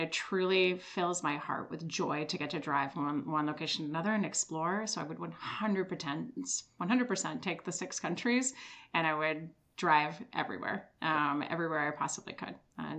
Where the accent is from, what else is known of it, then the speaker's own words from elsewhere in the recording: Switzerland; moved away; I am originally from Switzerland